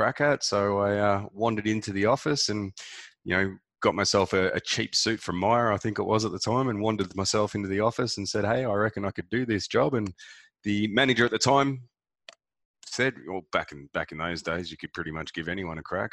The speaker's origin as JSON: {"language": "English", "town": "Melbourne", "region": "Victoria", "country": "Australia", "tie": "born or raised there", "also_born_or_lived": "Gold Coast", "said": "Melbourne, in the eastern suburbs, outer eastern suburbs of Melbourne. So I've always been a suburban boy"}